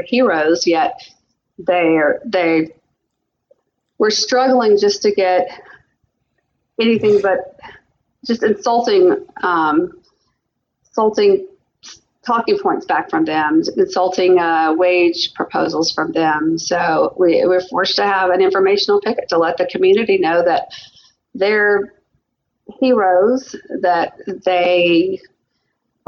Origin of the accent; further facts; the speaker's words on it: the South, United States; now in Spokane area, United States; y'all may hear a little bit of an accent. I am from the South